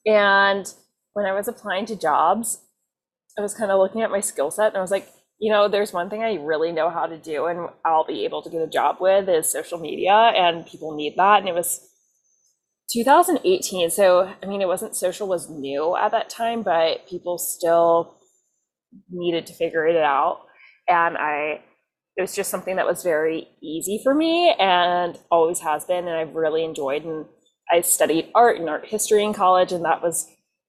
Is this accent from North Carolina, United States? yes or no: yes; Durham, North Carolina, United States; now in New York, United States; I'm from Durham, North Carolina.